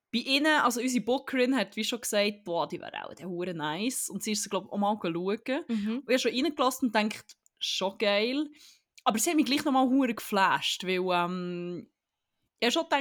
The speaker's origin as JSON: {"language": "German", "country": "Germany", "said": "Ich weiss, wir sind Zürcher und ich bin Deutsch."}